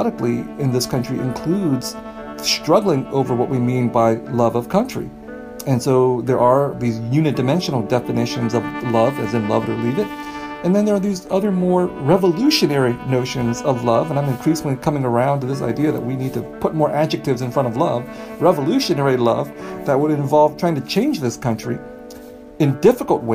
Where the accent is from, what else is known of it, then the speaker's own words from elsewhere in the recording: California, United States; I grew up in California